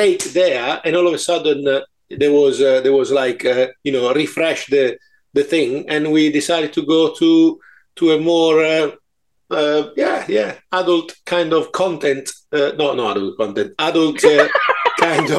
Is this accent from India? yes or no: no; Italy; accent: Italian; moved away as an adult; now in United Kingdom; I was born in Italy 53 years ago. And then I moved to this country